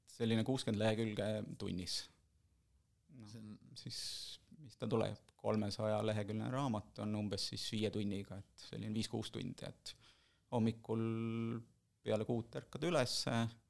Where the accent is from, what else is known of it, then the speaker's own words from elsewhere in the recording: Võru, Võru County, Estonia; moved away as an adult; also born or lived in Tallinn; now in Viimsi, Estonia; ma kolisin mingi hetk Võrust, kus ma olen sündinud, kasvanud, esimesed kakskümmend kuus või kakskümmend seitse aastat elasingi Võrus